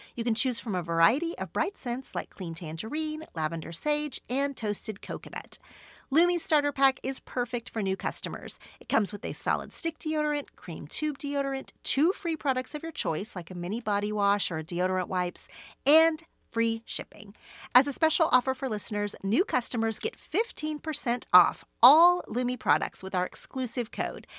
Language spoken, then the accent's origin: English; Oklahoma, United States; now in California, United States; my childhood friends from growing up in Oklahoma